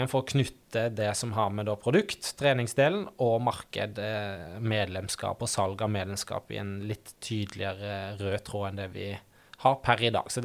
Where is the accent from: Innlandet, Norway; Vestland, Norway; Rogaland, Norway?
Vestland, Norway; Øystese; now in Oslo, Norway; Eh, og eh, er fra Hardanger, Øystese. Har en liksom miksa dialekt av alle ting. Eh, så noen tror jeg er fra Haugesund, og noen tipper òg Sørlandet